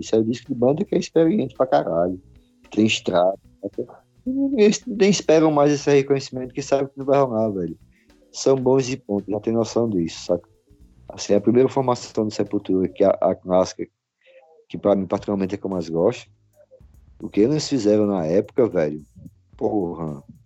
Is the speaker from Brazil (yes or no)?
yes; Brazil; isso é que frustra a gente aqui no Brasil